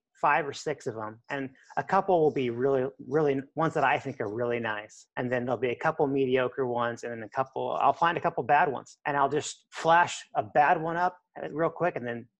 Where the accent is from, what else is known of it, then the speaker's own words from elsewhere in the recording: Lincoln, Nebraska, United States; also born or lived in McAllen, Texas / Mexico; I was born and raised here in Lincoln